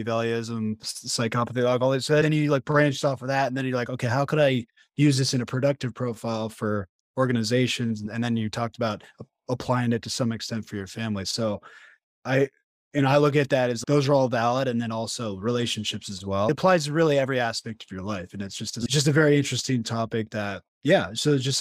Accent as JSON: {"language": "English", "area": "San Francisco Bay Area", "region": "California", "country": "United States", "tie": "born or raised there", "also_born_or_lived": "Los Angeles, United States / Colombia", "moved": "as an adult", "said": "I was born in the San Francisco Bay Area and then lived in LA for a while, then moved to Colombia. Now I'm back in California"}